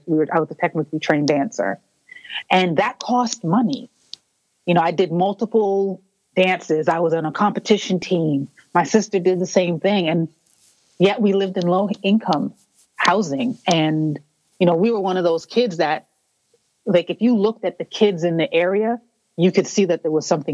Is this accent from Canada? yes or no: yes; Toronto, Ontario, Canada; I was born and raised in Toronto, Ontario, for those who don't know, in Canada